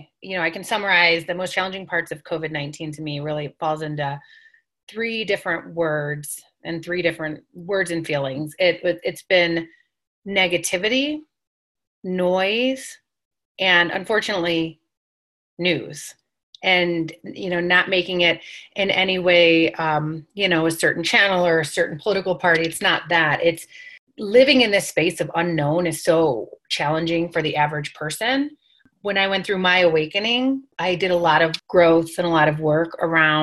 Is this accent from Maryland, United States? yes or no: no; New York, United States; I'm Italian, I'm from New York, it's part of our culture.